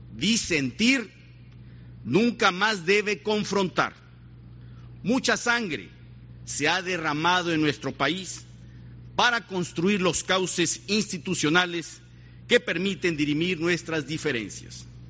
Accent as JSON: {"language": "Spanish", "country": "Mexico"}